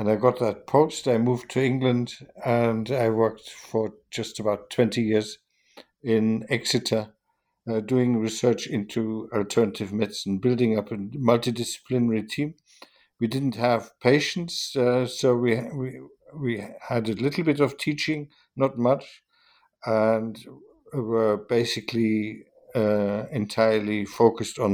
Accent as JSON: {"language": "English", "country": "Germany", "tie": "born or raised there", "also_born_or_lived": "Hanover, Germany / Vienna, Austria", "moved": "as an adult", "said": "I was born in Germany"}